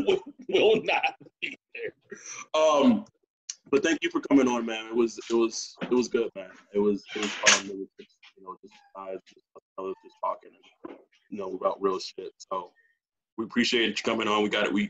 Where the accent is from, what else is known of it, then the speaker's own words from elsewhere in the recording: Texas, United States; also born or lived in Troy, Alabama; I was born in Texas, but my family came from Troy, Alabama.